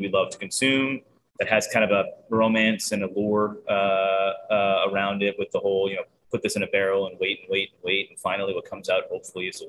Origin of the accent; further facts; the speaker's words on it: Boston, Massachusetts, United States; now in Baltimore, United States; I'm from the Boston area originally